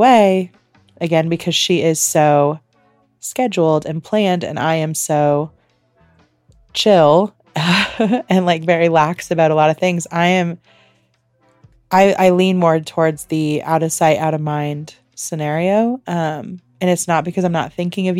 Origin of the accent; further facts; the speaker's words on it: Indiana, United States; we grew up in Indiana